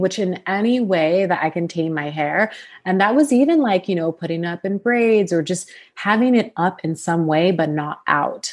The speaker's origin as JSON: {"language": "English", "town": "Sacramento", "region": "California", "country": "United States", "tie": "born or raised there", "also_born_or_lived": "Los Angeles, California"}